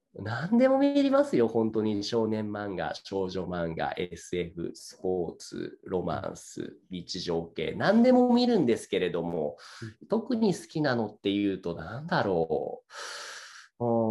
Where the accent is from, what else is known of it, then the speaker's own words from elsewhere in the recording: Saitama, Japan; moved away; 出身は僕は埼玉県です。